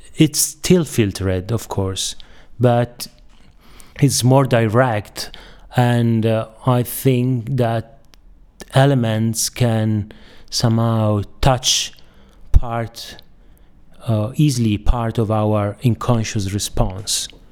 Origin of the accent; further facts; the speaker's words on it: Bologna, Emilia-Romagna, Italy; I'm from Bologna